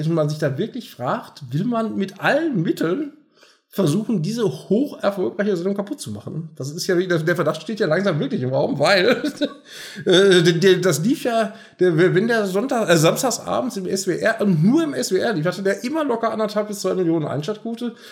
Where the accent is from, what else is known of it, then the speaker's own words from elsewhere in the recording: North Rhine-Westphalia, Germany; wir kommen ja aus Nordrhein-Westfalen